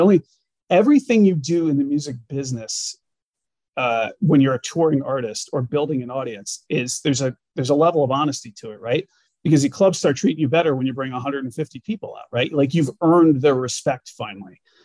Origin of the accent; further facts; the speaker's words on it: Glastonbury, Connecticut, United States; moved away as an adult; also born or lived in Hartford, Connecticut / Boston, Massachusetts / New York City, New York / upstate New York; i am a nutmegger as they call us in connecticut i grew up in glastonbury connecticut apple farm country